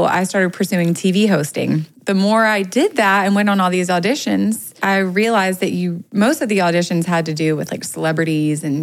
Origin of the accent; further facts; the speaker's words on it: North Carolina, United States; now in Los Angeles, United States; I'm from North Carolina